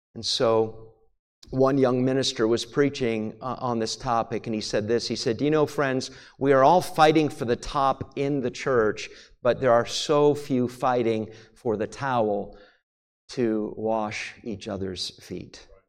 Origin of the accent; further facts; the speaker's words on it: New England, United States; also born or lived in Maine / New Hampshire; When I was a kid growing up in New England, I grew up in Maine and New Hampshire